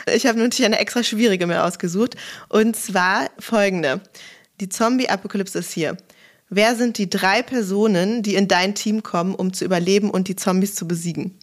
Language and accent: German; Germany; bei uns in Deutschland